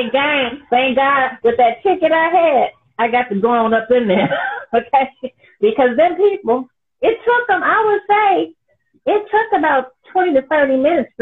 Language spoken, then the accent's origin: English; San Francisco Bay Area, California, United States; I'm from California, the San Francisco Bay Area